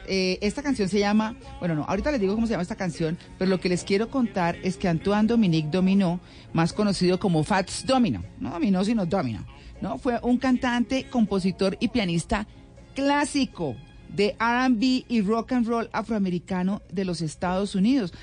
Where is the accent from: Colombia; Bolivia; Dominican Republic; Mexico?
Colombia; Colombian interior, Andean region; como cachaco, como nos dicen los costeños